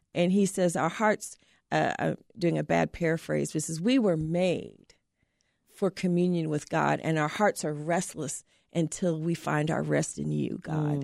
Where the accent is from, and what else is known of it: Terre Haute, Indiana, United States; born or raised there